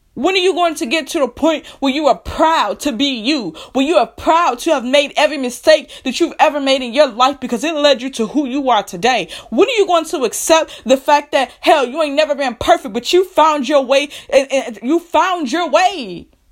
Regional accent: United States; I am a black woman here who was born and raised in America

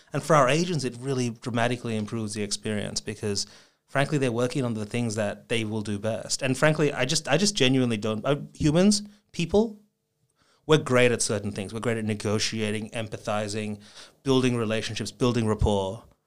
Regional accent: Melbourne, Victoria, Australia; moved away as an adult; also born or lived in Japan / San Francisco, United States; I grew up in Melbourne, spent, um, the first, you know, twenty odd years of my life there.

